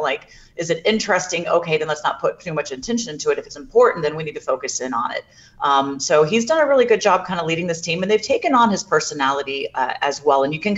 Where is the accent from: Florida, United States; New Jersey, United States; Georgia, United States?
Florida, United States; Jacksonville; This is going to be an interesting thing for myself because I'm actually from Jacksonville as well, and my parents are coming up.